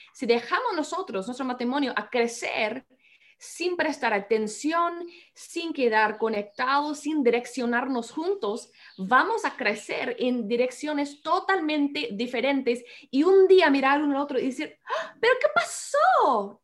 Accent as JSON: {"language": "Spanish", "country": "United States", "second_language": "Spanish", "moved": "as an adult", "lives_now": "Peru", "said": "los dos somos ah, de los Estados Unidos"}